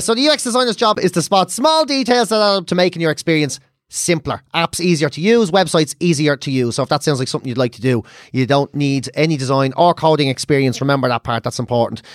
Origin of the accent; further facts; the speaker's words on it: Ireland; growing up being Irish